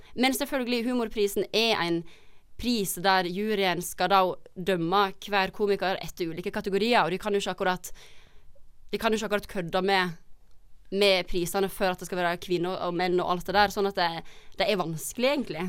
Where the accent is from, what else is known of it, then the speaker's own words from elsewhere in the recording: Hafslo, Vestland, Norway; moved away; Hafslo heter det